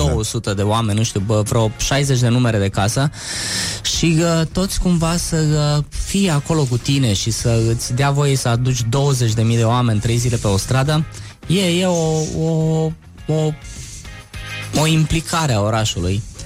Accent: Suceava, Suceava County, Romania; now in Bucharest, Romania; sunt din uh, câmpul moldovenesc, sunt de la Suceava

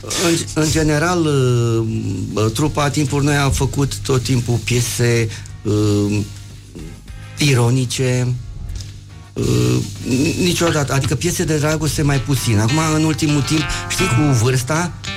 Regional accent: Iași, Iași County, Romania; accent: Moldavian; eu fiind din Iași pot să cânt de câte ori vreau moldovenești, cum trebuie. Adică la noi, la județul Iași, acolo, unde, de unde sunt eu, știi, că, știi unde m-am născut eu? În curtea Bisericii Catolice din Iași

